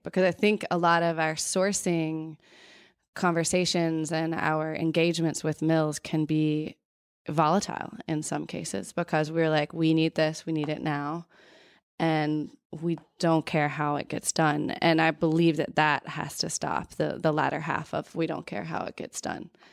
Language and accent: English; North Carolina, United States; I grew up in North Carolina